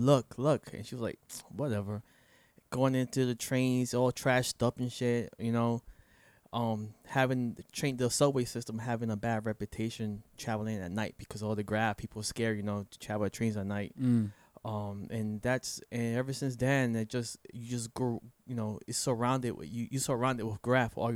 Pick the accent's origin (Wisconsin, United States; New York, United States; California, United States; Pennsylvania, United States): New York, United States; now in Florida, United States; growing up in New York is all hip hop